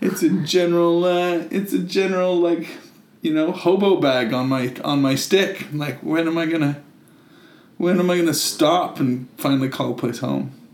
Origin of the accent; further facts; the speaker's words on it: Canada; moved away; also born or lived in United Kingdom; a Canadian who lived in Britain as well